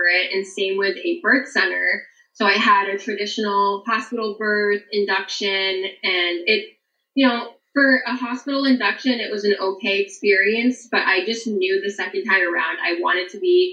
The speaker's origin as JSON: {"language": "English", "region": "New Hampshire", "country": "United States", "moved": "as an adult", "lives_now": "Kentucky, United States", "said": "I'm from New Hampshire and I moved to Kentucky."}